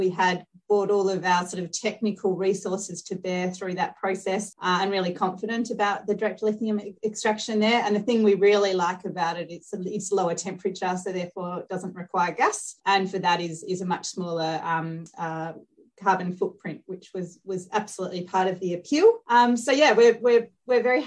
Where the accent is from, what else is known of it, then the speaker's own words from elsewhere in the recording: Australia; being an Aussie